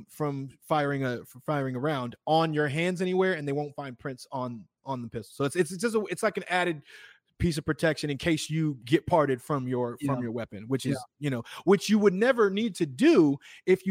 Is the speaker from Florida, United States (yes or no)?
no; Illinois, United States; I'm from Illinois